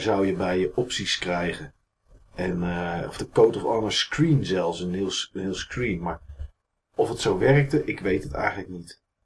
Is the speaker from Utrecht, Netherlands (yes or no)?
no; Enschede, Overijssel, Netherlands; bij ons in Enschede